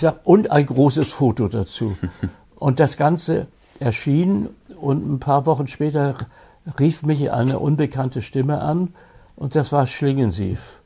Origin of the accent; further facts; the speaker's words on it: Hamburg, Germany; in meiner Heimatstadt Hamburg